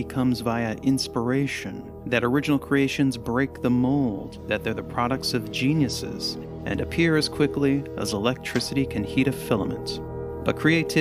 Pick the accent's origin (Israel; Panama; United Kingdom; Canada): Canada; now in United States; I am originally Canadian, but I now live in the United States